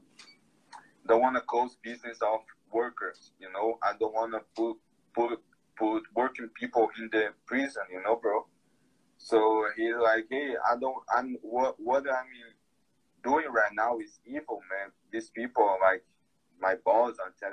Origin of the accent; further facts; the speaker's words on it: Brazil; English is a second language; here in Brazil. It's my hometown, actually, but I don't live there anymore.